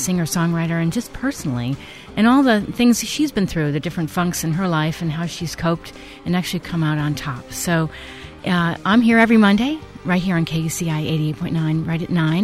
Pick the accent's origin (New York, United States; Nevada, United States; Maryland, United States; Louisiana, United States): New York, United States; New York City; moved away; I grew up in New York as well